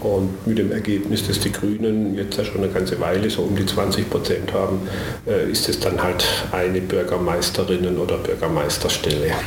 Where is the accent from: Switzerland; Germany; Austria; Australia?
Germany; Karlsruhe, Baden-Württemberg; Ich bin tatsächlich gebürtig in Karlsruhe. Das heißt schon bald 60 Jahre hier.